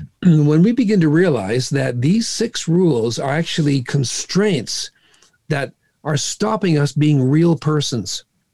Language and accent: English; India; No, I was raised in a different home. I grew up in India as a missionary's kid.